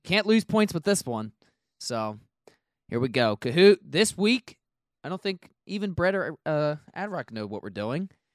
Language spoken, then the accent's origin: English; United States